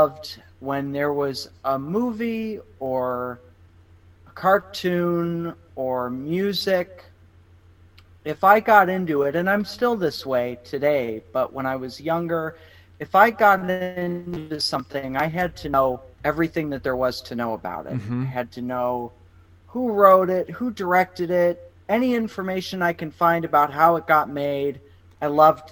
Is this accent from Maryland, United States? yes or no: no; Cleveland, Ohio, United States; now in New York, United States; I'm from Cleveland, Ohio